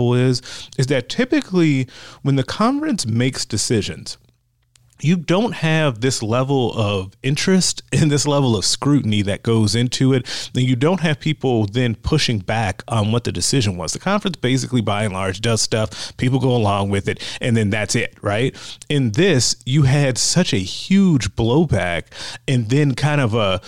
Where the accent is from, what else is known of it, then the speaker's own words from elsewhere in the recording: Big Ten country, Midwest, United States; I grew up in Big Ten country